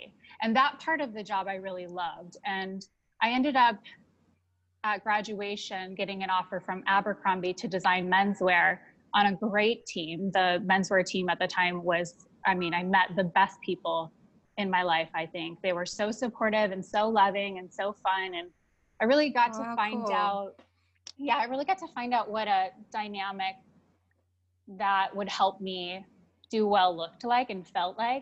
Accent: Ohio, United States; now in Las Vegas, United States; I grew up in Ohio. I grew up in a small farm area in Ohio

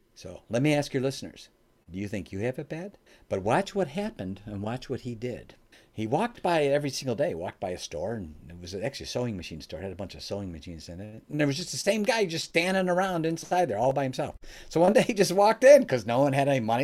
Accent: Oak Brook, Illinois, United States; now in Michigan, United States; I live in Michigan now, but uh, I was born and raised in the Chicagoland area, specifically the greater Oak Brook area

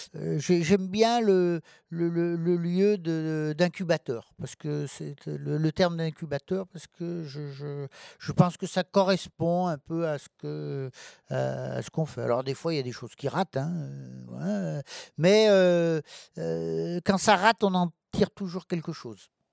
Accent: Rive-de-Gier, Auvergne-Rhône-Alpes, France; also born or lived in Lorette; je suis né à Lorette, euh, la, une petite ville, euh, située, euh, juste aux portes de Rive-de-Gier.

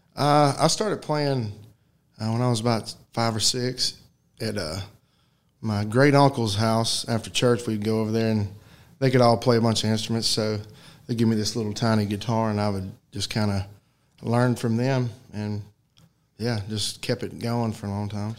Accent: White Bluff, Tennessee, United States; moved away as an adult; now in Chattanooga, United States; I grew up in White Bluff, which is not far from here, but uh, yeah, I was living in Chattanooga. We still are

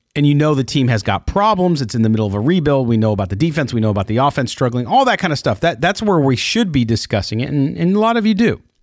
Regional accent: San Diego, California, United States; I grew up in San Diego

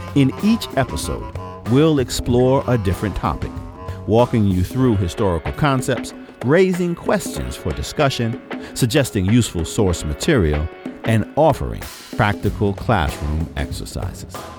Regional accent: New York City, New York, United States; I grew up in the Cornerstone Baptist Church on the corner of Madison and Lewis and Bedford Stuyvesant, Brooklyn, New York

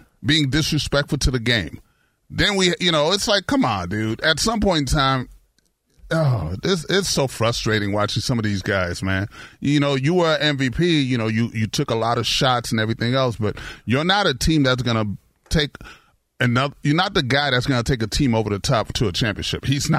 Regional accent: New York, United States; I'm from New York, and I never rooted for the Knicks.

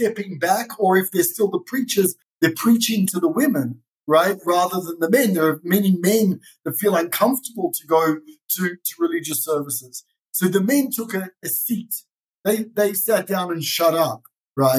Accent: Sydney, New South Wales, Australia; now in Israel; I was born in Sydney, Australia. That's where the funny accent comes

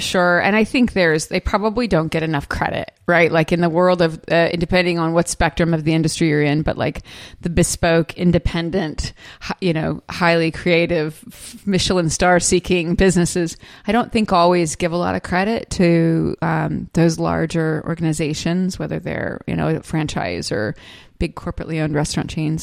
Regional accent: California, United States; moved away as an adult; also born or lived in Orange County; now in Charleston, United States; I grew up in California

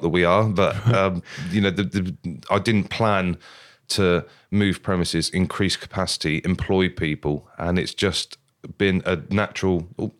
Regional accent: Wimborne, South West England, United Kingdom; I'm from Wimborne.

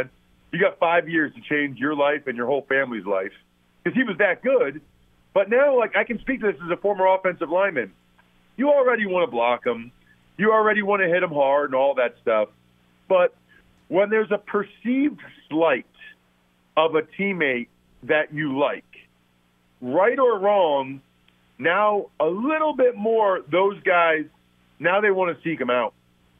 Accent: Pennsylvania, United States; I mean, so I grew up outside of Philly. And this is the best Eagles team I've ever seen.

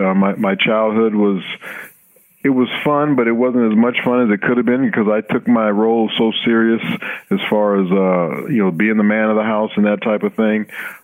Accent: Los Angeles, California, United States; You know, I grew up in Los Angeles, like you said. You know, we weren't very well off.

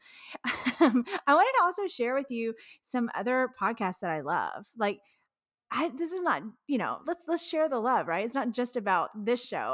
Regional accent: Texas, United States; also born or lived in Florence, Kentucky; We're from Texas, but we lived in Kentucky, northern Kentucky.

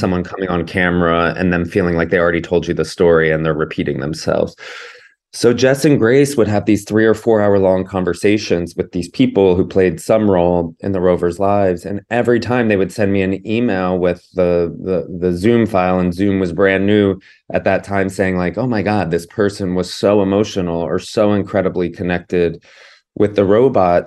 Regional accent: Georgia, United States; I grew up in Georgia

